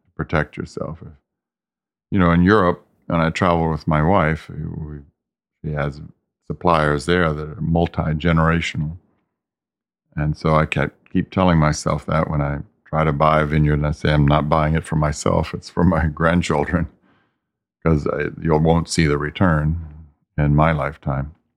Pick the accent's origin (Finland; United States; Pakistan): United States; the South; now in California, United States; I grew up in the South, so I was used